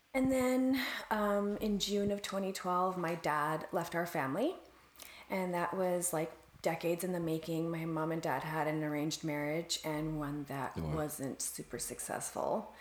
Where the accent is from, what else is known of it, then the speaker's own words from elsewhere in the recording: Canada; as a Canadian